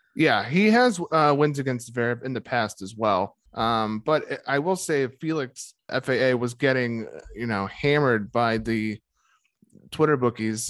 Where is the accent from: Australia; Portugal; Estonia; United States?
United States; as an American tennis fan